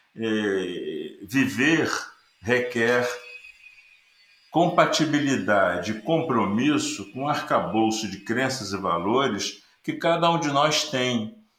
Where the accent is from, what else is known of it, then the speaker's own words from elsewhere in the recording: Rio de Janeiro, Brazil; Eu sou carioca, moro no Rio de Janeiro.